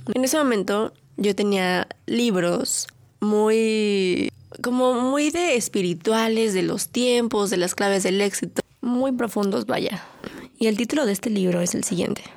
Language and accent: Spanish; Mexico; soy mujer, soy un adulto, soy mexicana